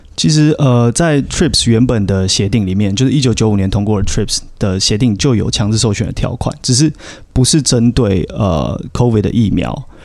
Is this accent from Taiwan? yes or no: yes; Taiwan; 如果是身为台湾人的话